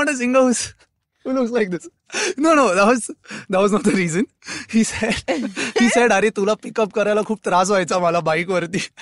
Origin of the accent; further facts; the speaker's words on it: Thane, Maharashtra, India; also born or lived in Bandra, Mumbai; माझा जन्म I guess बँड्राला झाला आणि मग आई बाबांना प्रॉब्लेम वाटलं इकडे खूप गर्दी आहे म्हणून ते ठाण्याला शिफ्ट झालं